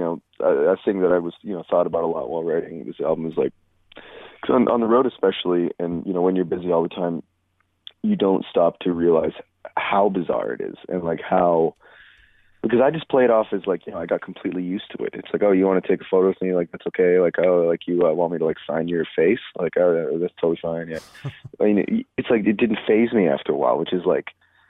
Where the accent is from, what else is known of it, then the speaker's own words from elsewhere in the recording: Edmonton, Alberta, Canada; moved away as an adult; also born or lived in Duncan; I grew up in Edmonton until I was 18